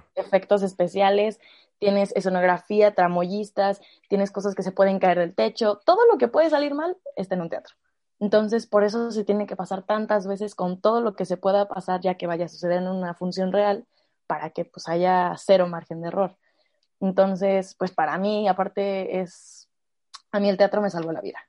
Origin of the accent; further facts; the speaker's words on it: Mexico City, Mexico; moved away; also born or lived in Toluca; yo vivía, yo nací en la Ciudad de México, entonces en el kinder había una estudiantina